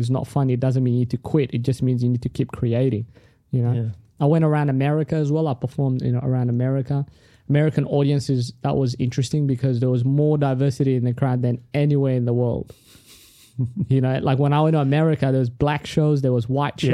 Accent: Australia; first language Tigrinya; English is a second language; also born or lived in Sudan; I grew up in Australia

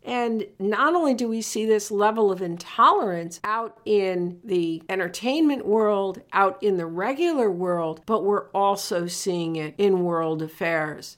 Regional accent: Connecticut, United States; I'm from Connecticut

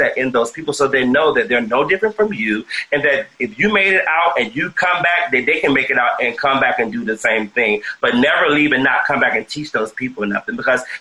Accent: South Carolina, United States; moved away as an adult; also born or lived in Atlanta; now in Los Angeles, United States; I went back home to South Carolina. I'm originally from South Carolina.

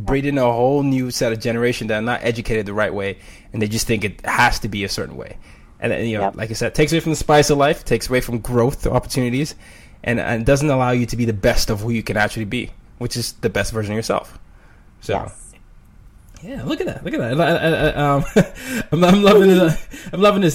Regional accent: Nigeria; I'm Nigerian

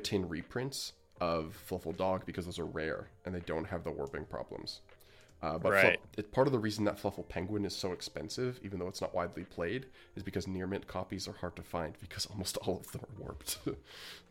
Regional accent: Alberta, Canada; I am from Alberta

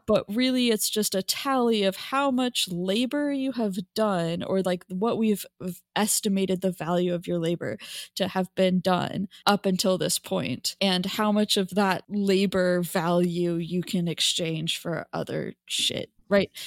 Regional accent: United States; me an American

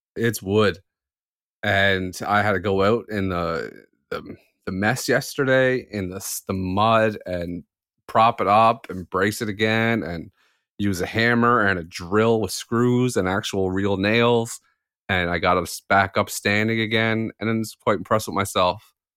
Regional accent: Canada; I'm Canadian

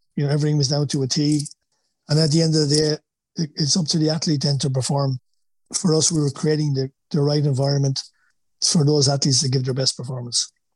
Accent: Wexford, Leinster, Ireland; accent: Wexford; moved away as an adult; now in United States; my Wexford accent.

